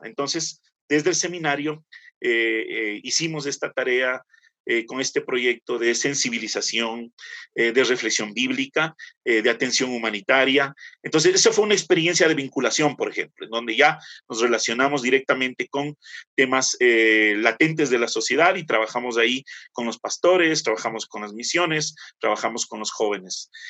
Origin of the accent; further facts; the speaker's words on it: Quito, Pichincha, Ecuador; soy quiteño